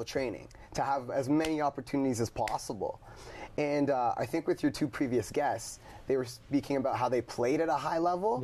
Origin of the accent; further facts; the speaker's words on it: Brantford, Ontario, Canada; I'm from Brantford